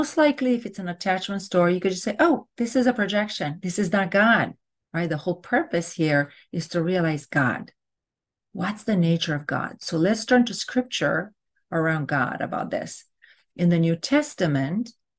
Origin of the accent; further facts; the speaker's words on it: Romania; now in United States; I'm from Romania